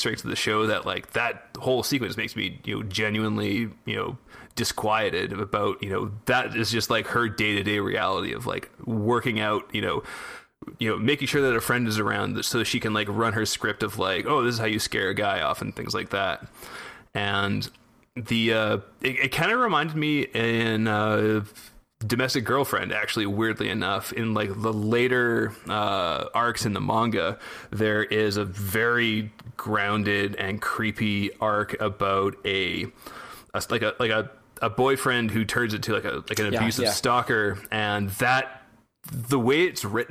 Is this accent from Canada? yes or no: yes; Canada; growing up in Canada